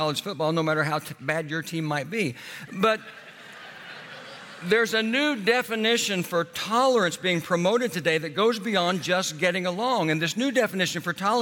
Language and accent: English; Oklahoma, United States; I grew up in Oklahoma